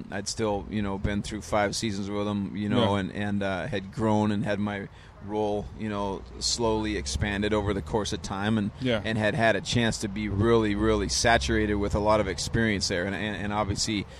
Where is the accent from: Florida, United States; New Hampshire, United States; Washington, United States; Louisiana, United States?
Washington, United States; Seattle; moved away as an adult; also born or lived in Oregon / Detroit, Michigan; born and raised in Seattle